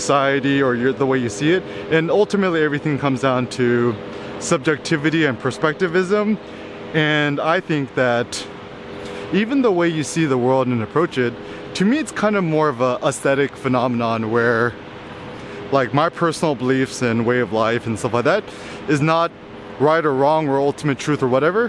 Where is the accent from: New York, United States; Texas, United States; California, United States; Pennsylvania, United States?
California, United States; Bay Area; growing up in the Bay Area